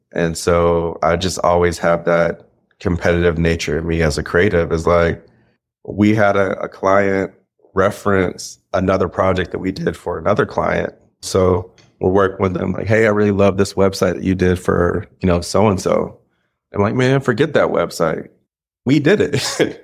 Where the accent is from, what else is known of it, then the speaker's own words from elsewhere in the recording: Kennesaw, Georgia, United States; I'm from Kennesaw, Georgia.